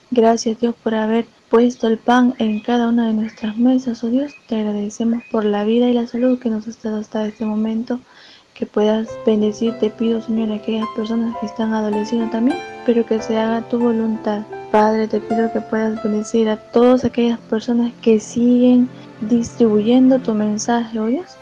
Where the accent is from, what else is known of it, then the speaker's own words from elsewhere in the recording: El Salvador; Soy de El Salvador